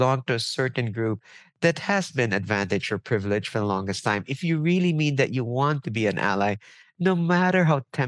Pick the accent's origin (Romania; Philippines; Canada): Philippines; also born or lived in New York, United States; now in United States; I come from the Philippines where we deal a bit differently